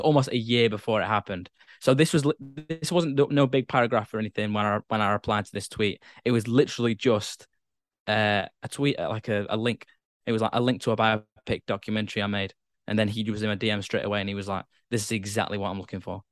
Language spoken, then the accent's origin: English; Blackpool, North West England, United Kingdom; moved away; I'm from Blackpool originally